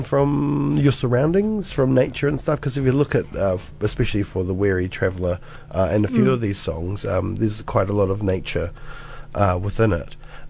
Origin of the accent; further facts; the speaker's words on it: Cromwell, Otago, New Zealand; I grew up in Central as well, just down the road in Cromwell. beautiful Cromwell.